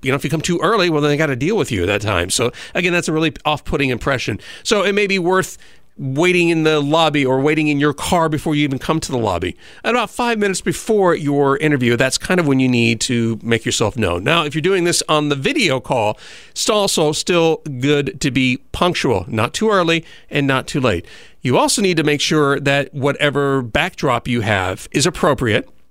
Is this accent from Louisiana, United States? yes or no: no; Southern California, United States; moved away; I come from Southern California